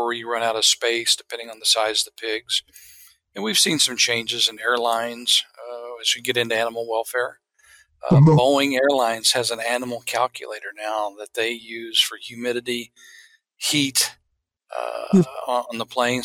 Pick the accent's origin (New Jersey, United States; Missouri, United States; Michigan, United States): Missouri, United States; the Ozarks of Southwest; also born or lived in Jefferson City, Missouri; Originally born and raised in the Ozarks of Southwest Missouri on a diversified crop and livestock farm